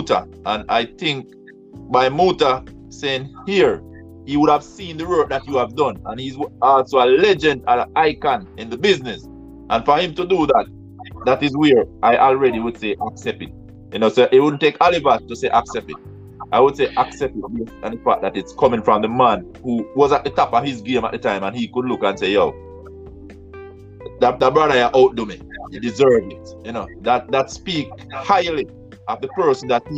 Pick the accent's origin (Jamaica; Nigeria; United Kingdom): Jamaica; I grew up in Jamaica